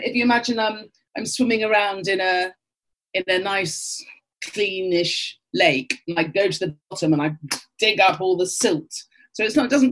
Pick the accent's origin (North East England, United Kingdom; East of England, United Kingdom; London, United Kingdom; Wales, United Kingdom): London, United Kingdom; I was brought up in Archway